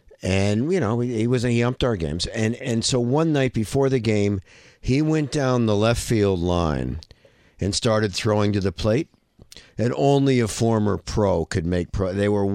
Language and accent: English; United States; moved away; I grew up in the United States.